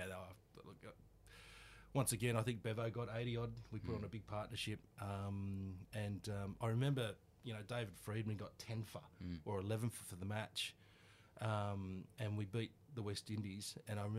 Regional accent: Sydney, New South Wales, Australia; In the eastern suburbs, in Kensington and Kingsford

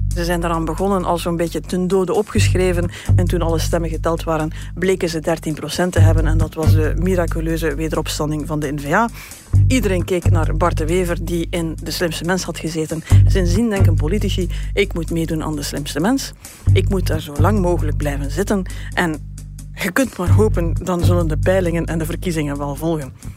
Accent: West Flanders, Belgium; West-Vlaanderen, waar ik vandaan kom

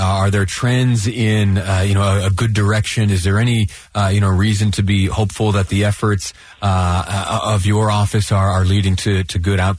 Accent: Utah, United States; As a Utahan, thank you.

